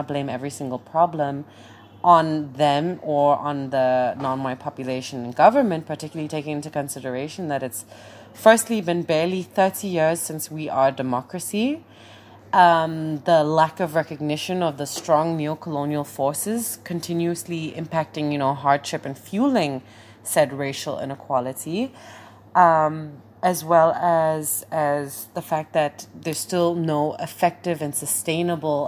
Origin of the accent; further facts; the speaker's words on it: Eastern Cape, South Africa; moved away; also born or lived in Johannesburg, South Africa / Germany; I'm South African. I'm from a very, very small town in the Eastern Cape mm-hmm. of South Africa, but I also lived